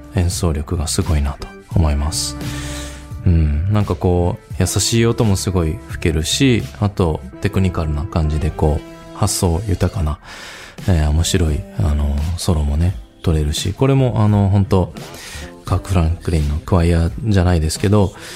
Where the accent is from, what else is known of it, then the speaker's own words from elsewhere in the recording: Nagato, Yamaguchi, Japan; 出身が山口県の長門市カつくっていう場所